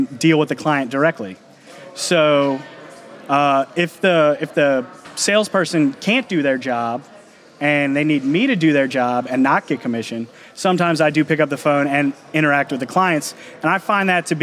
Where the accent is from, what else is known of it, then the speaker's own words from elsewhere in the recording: New Orleans, Louisiana, United States; also born or lived in Slidell, Louisiana; born and raised in New Orleans. Eventually moved to Slidell after our home was robbed, flooded, robbed again.